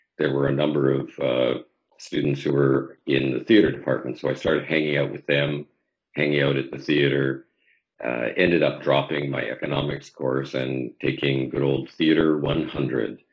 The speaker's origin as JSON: {"language": "English", "town": "Saskatoon", "region": "Saskatchewan", "country": "Canada", "tie": "born or raised there", "also_born_or_lived": "Moose Jaw, Saskatchewan / Victoria, British Columbia", "moved": "as an adult", "said": "I was born in Moose Jaw, Saskatchewan, and grew up, went to elementary and high school in Saskatoon."}